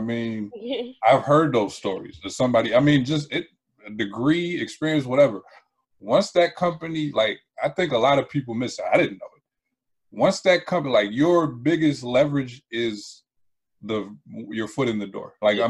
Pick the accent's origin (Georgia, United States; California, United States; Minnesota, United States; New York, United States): Minnesota, United States; I grew up in Minnesota.